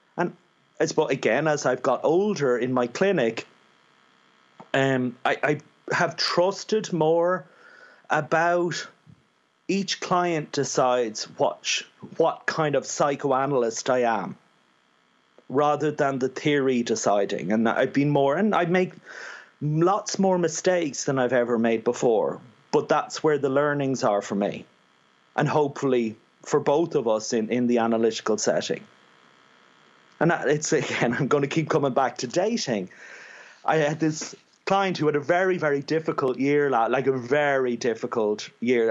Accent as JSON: {"language": "English", "country": "Ireland", "said": "being an Irishman"}